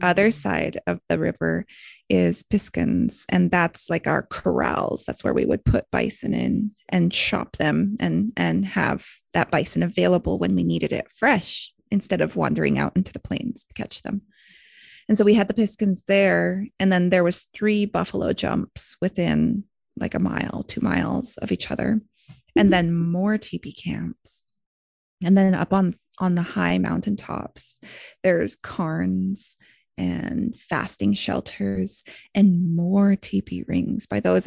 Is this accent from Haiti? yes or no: no; Blood Tribe, Alberta, Canada; my hometown, Blood Tribe